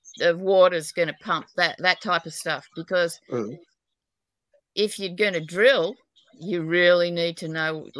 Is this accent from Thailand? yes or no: no; New South Wales, Australia; I'm an Aussie, New South Wales, but apparently I've got a terrible accent even in Australia.